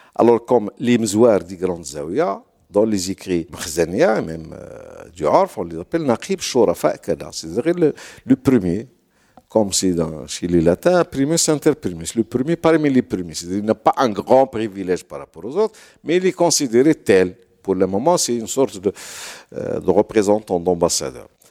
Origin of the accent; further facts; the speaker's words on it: Toundoute, Drâa-Tafilalet, Morocco; chez moi à Tundout